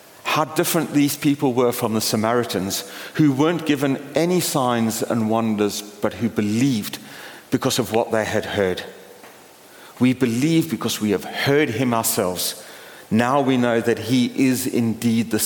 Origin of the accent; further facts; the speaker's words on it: Port Elizabeth, Eastern Cape, South Africa; moved away; my hometown of Port Elizabeth